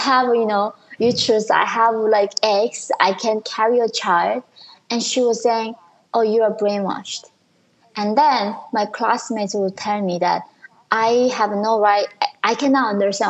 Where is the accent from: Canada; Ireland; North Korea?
North Korea; English is a second language; now in United States; In North Korea, we are equal, but we are all starving